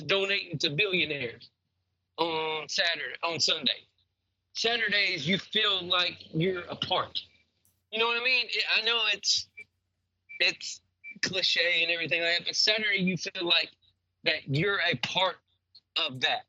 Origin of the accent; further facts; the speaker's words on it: the South, United States; I'm from the South